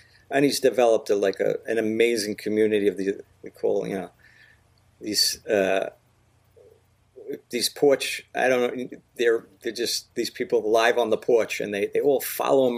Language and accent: English; Miller Place, New York, United States; I grew up on Harrison Avenue in Miller Place